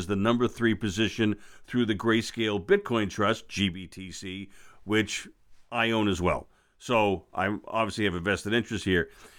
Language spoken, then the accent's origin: English; Boston, Massachusetts, United States; I'm from Boston. I gratefully don't have an accent, which is kind of neat.